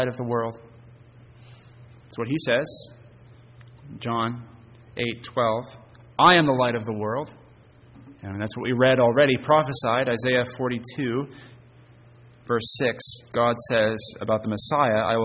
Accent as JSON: {"language": "English", "town": "Hermon", "region": "Maine", "country": "United States", "tie": "born or raised there", "said": "Growing up in Herman on a cloudy night, I could see the city lights visible from Bangor"}